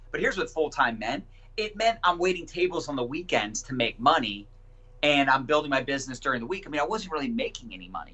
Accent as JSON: {"language": "English", "town": "Annapolis", "region": "Maryland", "country": "United States", "tie": "born or raised there", "also_born_or_lived": "Howard County, Maryland / Denver", "said": "I grew up in Annapolis, Maryland, and still live in Maryland now"}